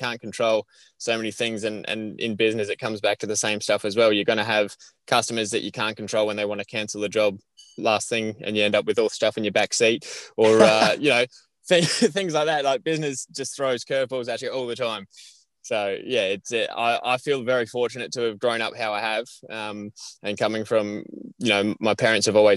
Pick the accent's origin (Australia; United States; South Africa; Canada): Australia; Kingston SE, South Australia; I didn't actually grow up in Narracourt. I was in a nearby town called Kingston. That's a beachside town